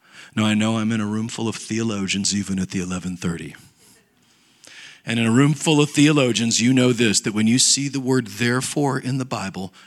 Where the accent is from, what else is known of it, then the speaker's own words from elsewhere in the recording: United States; I grew up in Nebraska, Kansas